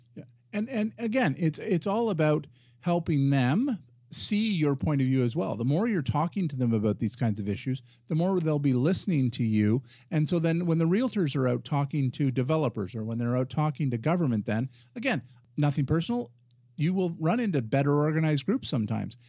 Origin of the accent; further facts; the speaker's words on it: Ottawa, Ontario, Canada; And so I'm a resident of Ottawa. I'm a Canadian